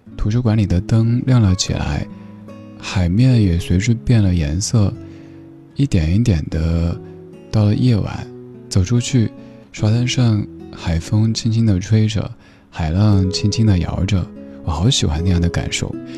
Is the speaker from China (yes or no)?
yes; Chengdu, Sichuan, China; now in Beijing, China; 我家乡成都